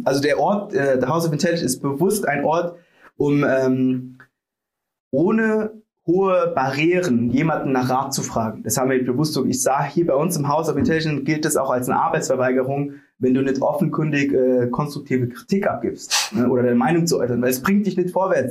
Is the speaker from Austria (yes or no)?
no; Sri Lanka; now in Germany; ich bin aus Sri Lanka